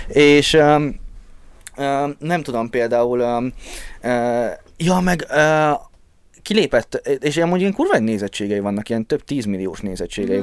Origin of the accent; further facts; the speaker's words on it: Békéscsaba, Békés, Hungary; moved away; ahol laktam, Csabám, azon belül is békésen, ott olyan helyen laktunk, ahol sokáig nem volt normális internet.